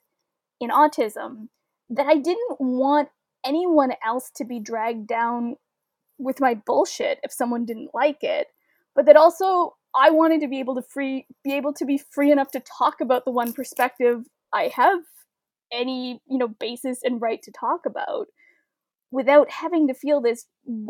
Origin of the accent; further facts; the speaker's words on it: Welland, Ontario, Canada; I grew up in Welland, Ontario, which is about a 20-minute drive from Niagara Falls